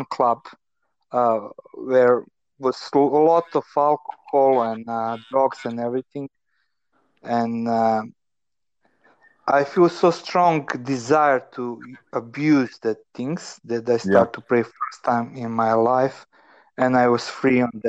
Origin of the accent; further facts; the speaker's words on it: Novi Sad, Vojvodina, Serbia; I grew up in Novi Sad in the communist family